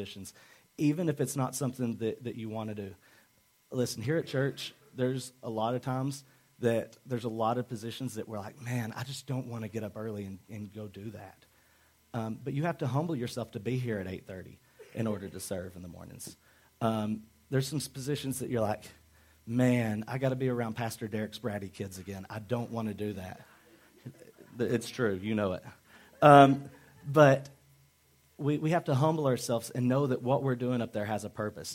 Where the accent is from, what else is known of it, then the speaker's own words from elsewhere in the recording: Arkansas, United States; I'm from Arkansas